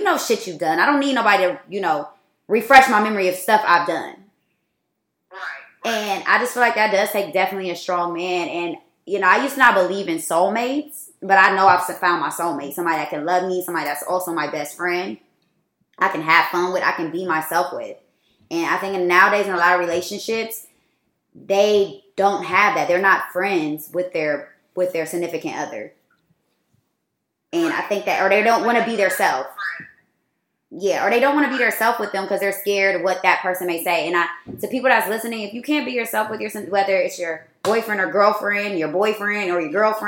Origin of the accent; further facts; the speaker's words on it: Columbus, United States; And it would be my friends that I grew up with in Columbus.